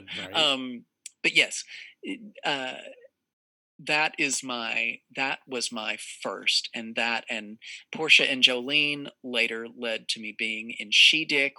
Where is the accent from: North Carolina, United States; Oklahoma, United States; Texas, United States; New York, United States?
Texas, United States; I'm from Texas. I'm from the South.